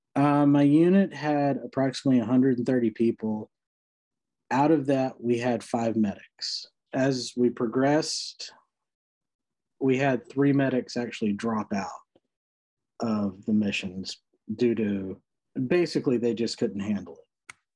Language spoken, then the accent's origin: English; Rocky Mount, North Carolina, United States; also born or lived in Knightdale, North Carolina; I grew up in eastern North Carolina, Rocky Mount, uh, which is tiny little town.